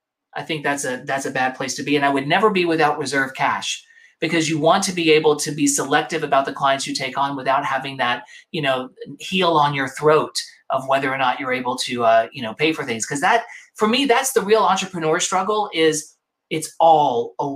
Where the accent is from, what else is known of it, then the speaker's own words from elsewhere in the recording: New York, United States; But that's why I'm a New Yorker. No matter where I go, I'm a displaced New Yorker.